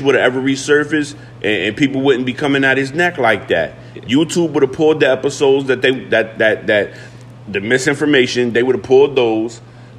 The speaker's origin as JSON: {"language": "English", "town": "Brooklyn", "region": "New York", "country": "United States", "also_born_or_lived": "Harrisburg, Pennsylvania", "said": "Like, I'm from Brooklyn, but I'm a Harrisburgian."}